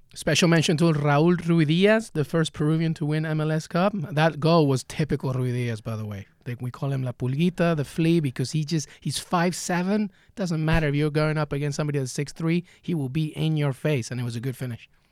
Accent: England, United Kingdom; growing up in England with my dad

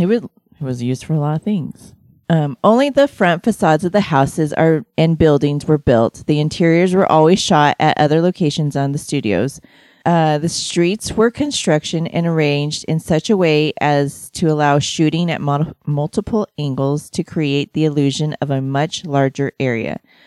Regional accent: California, United States; I grew up in California for a little while

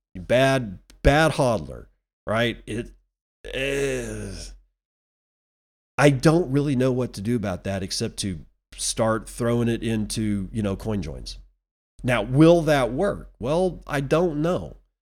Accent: United States; as an American citizen

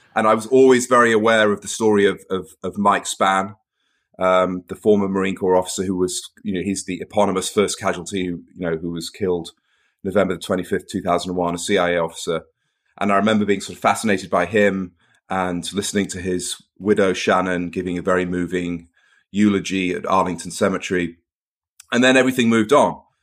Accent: Cheshire, North West England, United Kingdom; also born or lived in Portsmouth / Manchester; I was born in Portsmouth. I grew up mostly in the north of England, Cheshire

